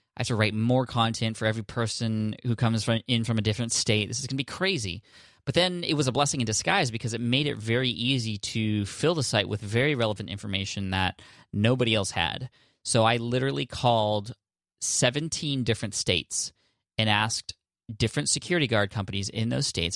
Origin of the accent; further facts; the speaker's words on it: India; I'm from India